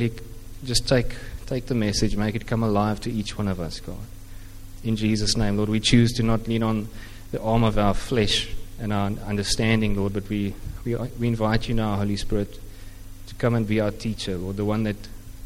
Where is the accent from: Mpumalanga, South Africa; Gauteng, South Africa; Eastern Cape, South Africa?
Eastern Cape, South Africa; first language Afrikaans; English is a second language; moved away as an adult; also born or lived in Stellenbosch; growing up in the Eastern Cape